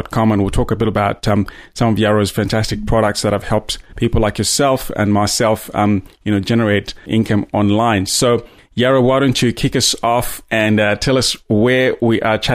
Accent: Zambia; moved away as an adult; also born or lived in Botswana; now in Australia; I grew up in Zambia and started my professional career in Botswana and then, you know, migrated to Australia about 12 years ago

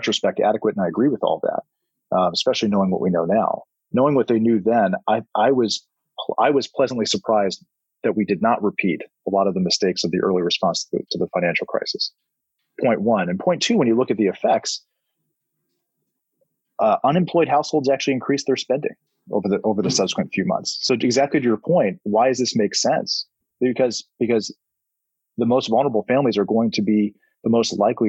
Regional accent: South Carolina, United States; moved away; I'm from South Carolina

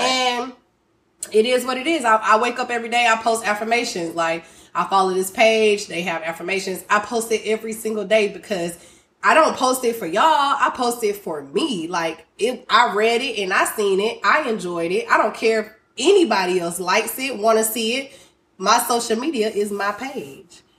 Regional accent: Griffin, Georgia, United States; now in Houston, United States; I'm not from Houston. I'm from Griffin, Group Town all day

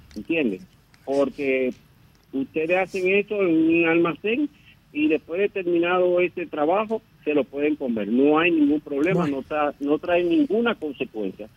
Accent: Dominican Republic; somos nosotros los dominicanos

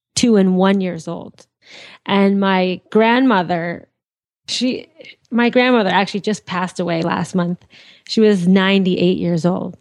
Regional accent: Andover, Massachusetts, United States; also born or lived in Lawrence, Massachusetts; I was born in uh, Andover, Mass. Well, I lived in Andover. I was born in Lawrence General Hospital. Massachusetts

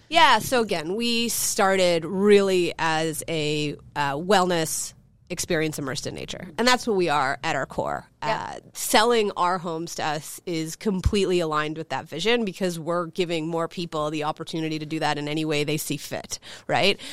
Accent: Chicago, Illinois, United States; I grew up in Chicago, as I mentioned, born and raised.

